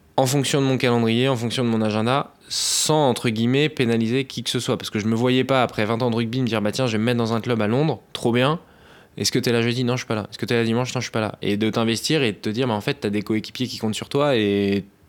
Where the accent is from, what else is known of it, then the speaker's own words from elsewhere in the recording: Boulogne-Billancourt, Île-de-France, France; j'ai commencé à Boulogne, Biancourt, c'est là où j'ai grandi